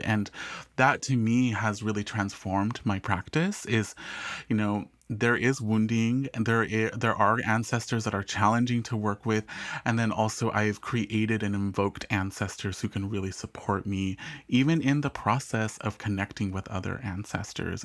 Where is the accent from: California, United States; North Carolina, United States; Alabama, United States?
California, United States; Southern; also born or lived in England; growing up in Southern California